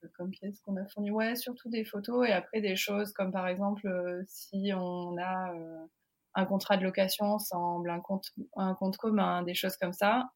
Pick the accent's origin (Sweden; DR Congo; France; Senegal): France; moved away as an adult; also born or lived in Oklahoma, United States; now in Houston, United States; la façon dont j'ai grandi en France